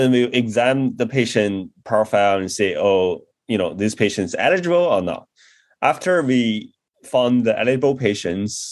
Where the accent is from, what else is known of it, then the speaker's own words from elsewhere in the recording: China; moved away as an adult; also born or lived in Beijing / Chennai, India; I grew up in China and did my undergrad in Beijing, studying engineering